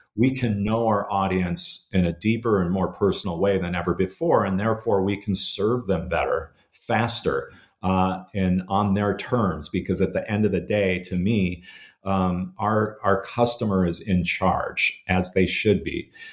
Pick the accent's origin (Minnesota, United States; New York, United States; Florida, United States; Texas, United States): Minnesota, United States; growing up uh, in in Minnesota in the '70s and, and '80s